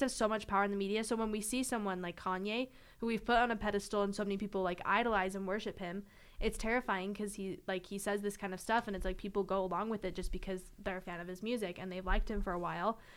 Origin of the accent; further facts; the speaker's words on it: Clinton, Utah, United States; moved away as an adult; I'm from Utah